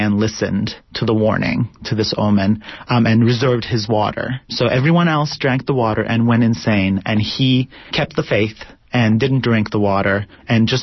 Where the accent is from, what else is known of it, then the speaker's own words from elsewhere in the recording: Turkey; moved away as an adult; now in United States; I was born and raised in Turkey, but I moved here about 10, 11 years ago.